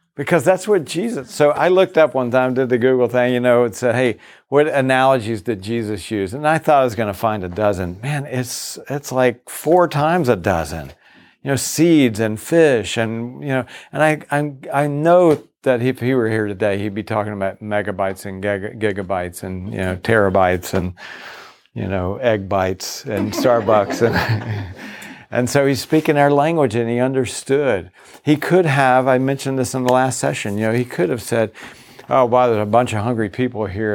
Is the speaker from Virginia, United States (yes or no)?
yes; Virginia, United States; moved away; also born or lived in Boston; I grew up in the South. I grew up in Virginia.